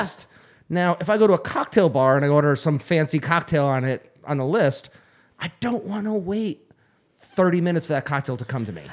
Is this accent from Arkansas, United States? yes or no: no; Phoenix, Arizona, United States; I'm from Phoenix